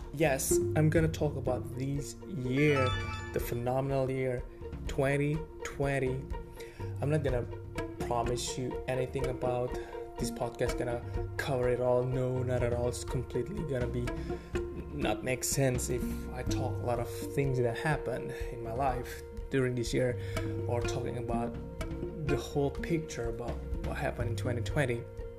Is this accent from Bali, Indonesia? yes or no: yes; Bali, Indonesia; English is a second language; Well, I came from Bali, so the economy was quite a bit stagnant during that period